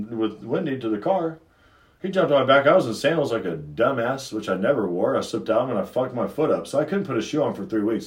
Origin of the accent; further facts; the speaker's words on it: Houston, Texas, United States; I grew up in Inwood North.